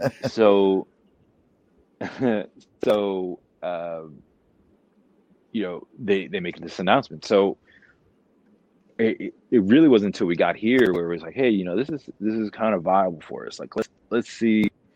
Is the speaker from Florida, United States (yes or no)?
yes; Florida, United States; moved away; I grew up in Florida.